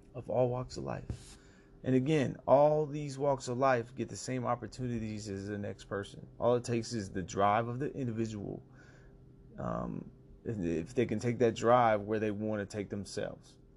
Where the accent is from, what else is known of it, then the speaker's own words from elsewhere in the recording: United States; being an American